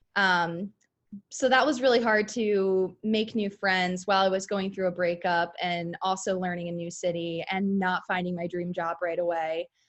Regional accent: Philadelphia, Pennsylvania, United States; moved away as an adult; also born or lived in Delaware; now in Charlotte, United States; I grew up near Philadelphia Airport

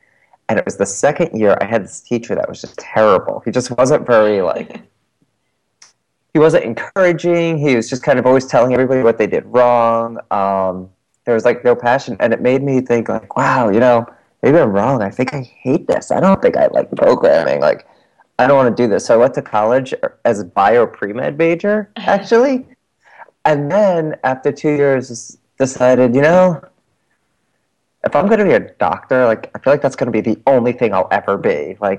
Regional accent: New Jersey, United States; accent: South Jersey Philly; I grew up in South Jersey, just outside of Philadelphia. So I brought a South Jersey Philly accent with me when I moved up into, like, North Jersey

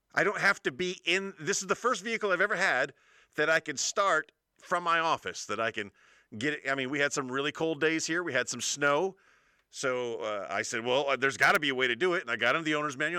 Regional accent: United States; also born or lived in Spain; me as an American

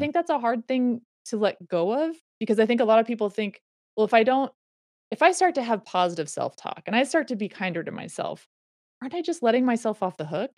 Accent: Reno, Nevada, United States; I grew up in Reno, Nevada

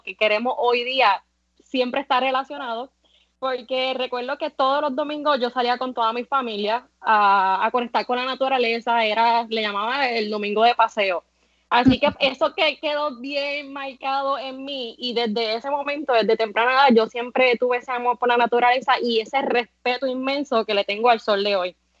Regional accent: San Sebastián, Puerto Rico; moved away as an adult; now in Cabo Rojo, Puerto Rico; De San Sebastián, eh, hace tres años que estoy viviendo en Cabo Rojo

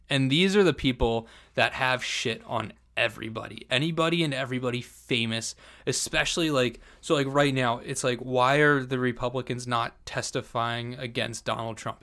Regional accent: New Jersey, United States; I'm from Jersey

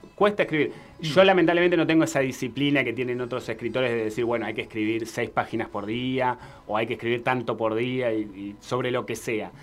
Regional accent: Argentina; nosotros como argentinos

